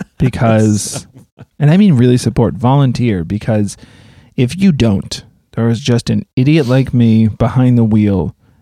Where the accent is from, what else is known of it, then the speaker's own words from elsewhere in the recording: Boston, Massachusetts, United States; I'm from Boston.